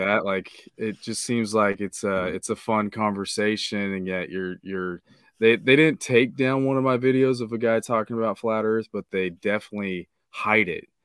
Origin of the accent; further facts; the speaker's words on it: Kansas, United States; I'm from the Midwest, uh, Kansas